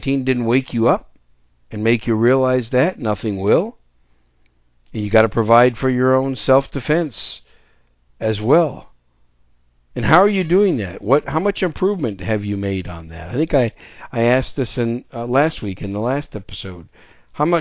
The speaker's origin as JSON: {"language": "English", "region": "Wisconsin", "country": "United States", "tie": "born or raised there", "also_born_or_lived": "New York City", "moved": "yes", "lives_now": "San Antonio, United States", "said": "I was born in New York City. And I was raised most of my young life in Wisconsin. That's why I call Wisconsin my home state"}